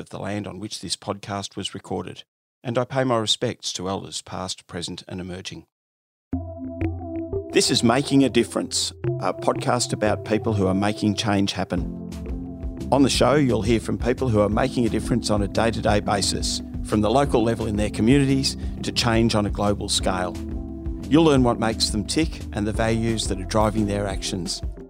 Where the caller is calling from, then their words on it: Melbourne, Victoria, Australia; I'm calling from Melbourne, Australia.